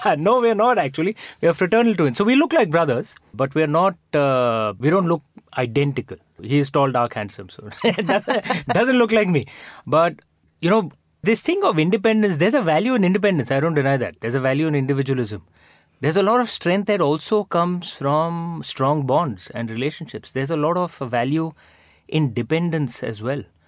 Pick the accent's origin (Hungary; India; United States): India; moved away as an adult; now in London, United Kingdom; I'm not a, you know, foreign Indian. I'm an Indian Indian